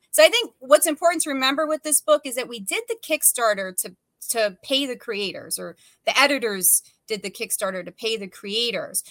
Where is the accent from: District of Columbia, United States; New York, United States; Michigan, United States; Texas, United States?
New York, United States; as a New Yorker